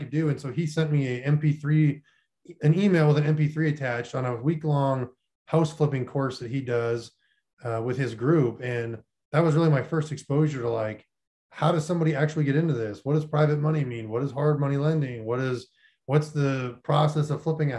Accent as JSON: {"language": "English", "town": "Minot", "region": "North Dakota", "country": "United States", "tie": "born or raised there", "also_born_or_lived": "Florida Panhandle", "moved": "as an adult", "said": "I grew up in Minot, North Dakota, which is pretty much the middle of nowhere, south of Canada"}